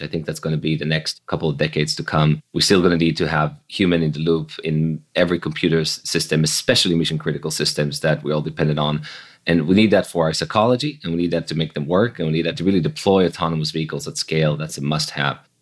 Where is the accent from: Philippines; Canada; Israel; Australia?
Israel; Jerusalem, Jerusalem District; moved away as an adult; also born or lived in Silicon Valley; I grew up in Jerusalem in Israel, so pretty far away from Silicon Valley.